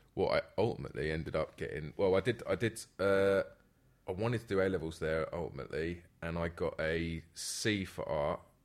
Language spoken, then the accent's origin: English; London, United Kingdom; I'm from, born and raised in, uh, Northwest London